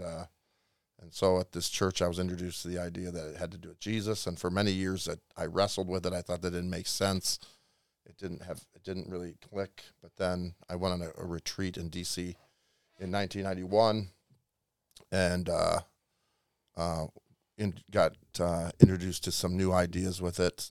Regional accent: Illinois, United States; moved away; I'm from a small town in, ne, about thirty-five miles west of Chicago

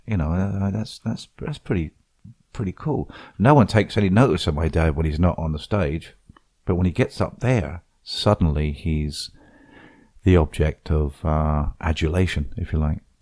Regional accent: Portsmouth, South East England, United Kingdom; moved away as an adult; now in Fort Myers Beach, United States; the Radical Club in, in, in, in, in Portsmouth, my hometown

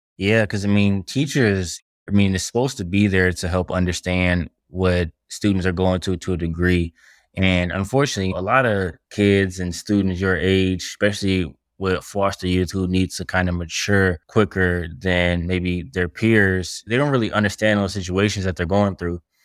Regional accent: Detroit, Michigan, United States; I'm from Detroit, Michigan

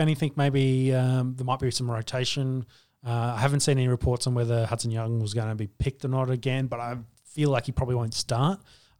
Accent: Queensland, Australia

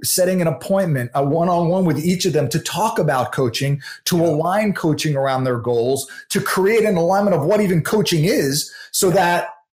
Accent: New York, United States; I'm from New York and I talk pretty quick

